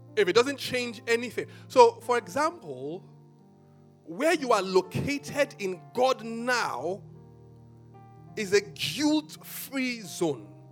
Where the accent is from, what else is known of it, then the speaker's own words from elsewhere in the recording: Benin City, Edo, Nigeria; I grew up in Benin